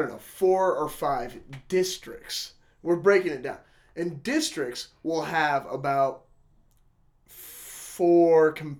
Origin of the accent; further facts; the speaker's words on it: Star, Idaho, United States; I'm like, Star, Idaho.